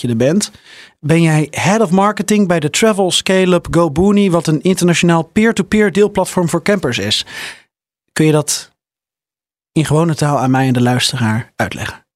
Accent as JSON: {"language": "Dutch", "country": "Netherlands", "said": "We zijn Nederlanders"}